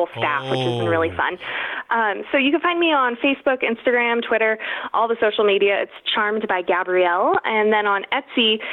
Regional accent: California, United States; now in Idaho, United States; my home state of California

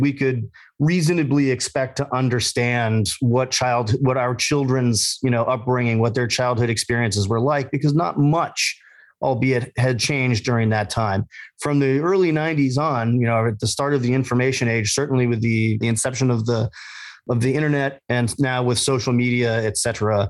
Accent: Massachusetts, United States; We grew up in Massachusetts

